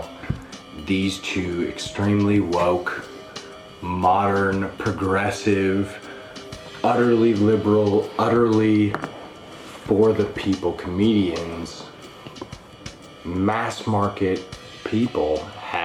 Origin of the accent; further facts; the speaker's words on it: United States; moved away; I'm American, but because I have to go back to America